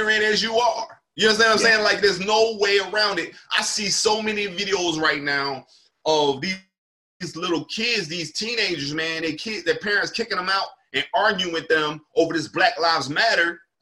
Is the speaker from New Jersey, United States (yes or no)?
yes; Camden, New Jersey, United States; also born or lived in Willingboro, New Jersey; I'm from Camden, New Jersey.